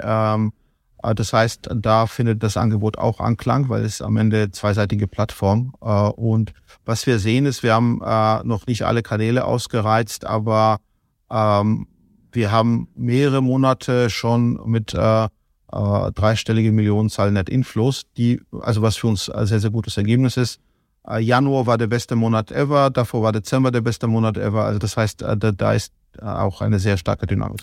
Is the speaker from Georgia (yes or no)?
yes; Kutaisi, Imereti, Georgia; now in Germany; ich komme aus Kutais, ich komme aus der zweitgrößten Stadt